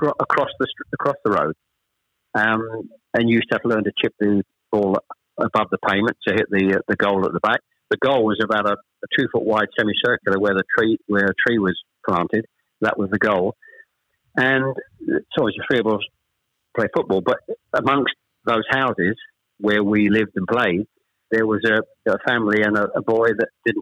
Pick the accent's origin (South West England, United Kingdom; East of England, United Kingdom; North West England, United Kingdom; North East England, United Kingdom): East of England, United Kingdom; Chelmsford; also born or lived in Ashton-under-Lyne / Manchester; We actually moved south to Chelmsford when I was probably, I was the eldest of three, when I was probably about 7 or 8